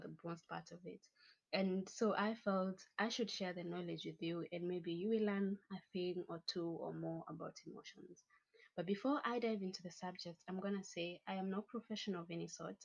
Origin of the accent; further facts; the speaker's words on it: Kenya; I'm proudly Kenyan